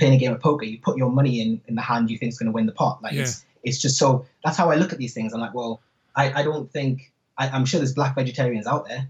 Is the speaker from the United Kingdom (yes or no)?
yes; North East England, United Kingdom; accent: Geordie; I'm actually a Geordie, and I lived in Manchester.